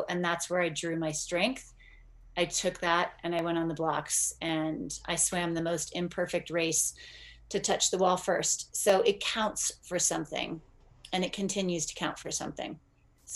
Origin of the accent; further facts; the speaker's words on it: Northern California, United States; I grew up in Northern California